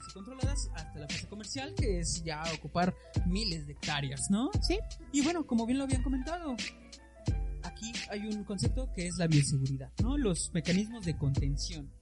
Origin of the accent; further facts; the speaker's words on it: Mexico; nos lastima como mexicanos